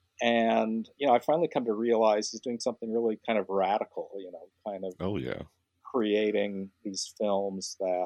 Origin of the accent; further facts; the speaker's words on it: Salt Lake City, Utah, United States; I grew up in Salt Lake City, Utah